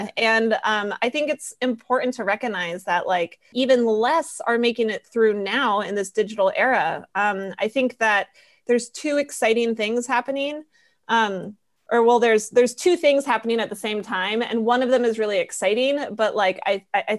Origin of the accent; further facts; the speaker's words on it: Colorado, United States; moved away; also born or lived in San Francisco; I am from Colorado originally and went to film school in San Francisco